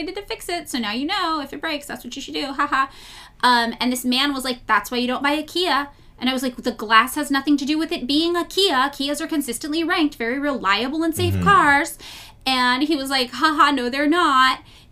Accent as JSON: {"language": "English", "town": "Los Angeles", "region": "California", "country": "United States", "tie": "born or raised there", "said": "I will be here in my hometown of Los Angeles"}